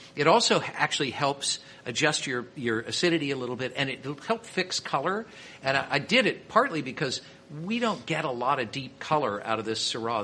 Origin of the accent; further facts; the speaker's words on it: Kansas City, Missouri, United States; I'm from Kansas City.